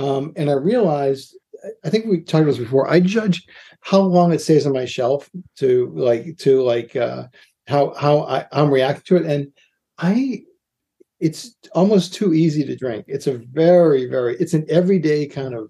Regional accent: Boston, Massachusetts, United States; moved away; also born or lived in New York; I say pecan because I'm from I'm from Boston

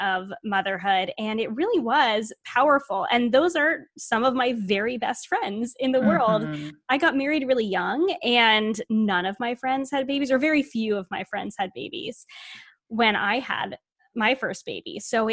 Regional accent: Rhode Island, United States; also born or lived in Toronto, Canada; I grew up in Rhode Island

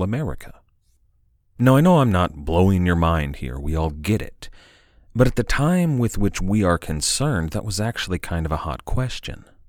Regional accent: United States; accent: American English; I am an American

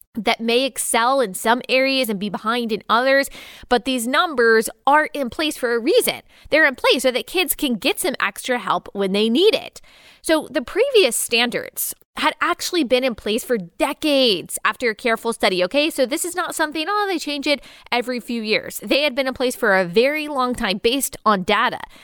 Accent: Texas, United States; I was raised in Texas

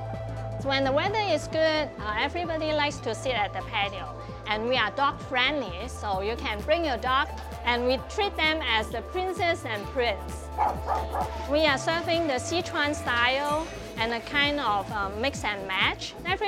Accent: Hong Kong; We came from Hong Kong.

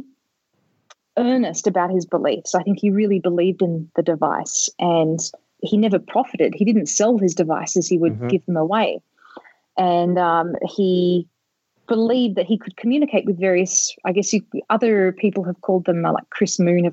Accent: Australia; moved away; also born or lived in California; I'm originally from Australia. I was living in California at the time.

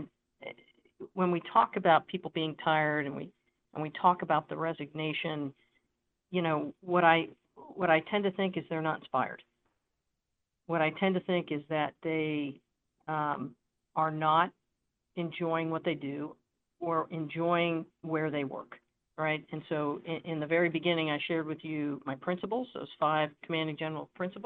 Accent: New Jersey, United States; moved away as an adult; I grew up in New Jersey

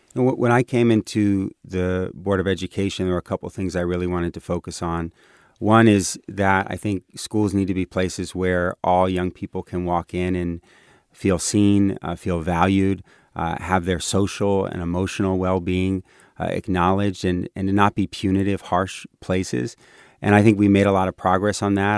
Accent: Bay Area, California, United States; I'm very much a Bay Area kid.

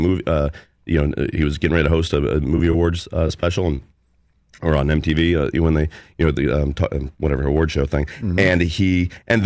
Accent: Overland Park, Kansas, United States; Overland Park.

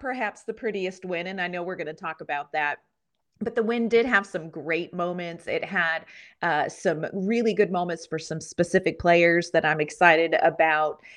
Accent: Pennsylvania, United States; a girl born and raised in Pennsylvania

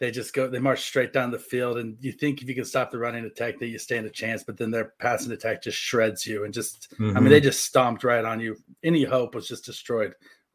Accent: United States; as an American, you know, you're born into thinking 100%

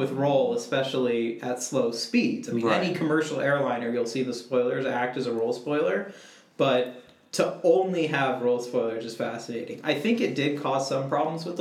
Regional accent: Houston, Texas, United States; I'm from Houston.

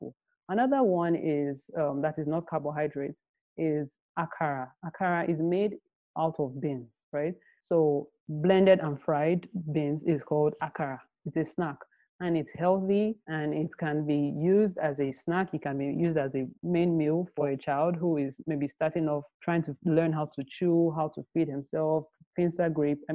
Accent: Nigeria; I grew up in Nigeria

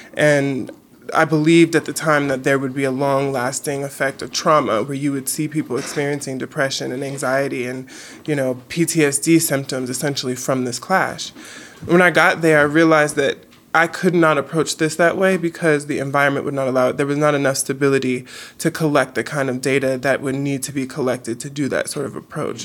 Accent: Los Angeles, California, United States; Growing up in South Central L A, you know, my mom pushed me in education

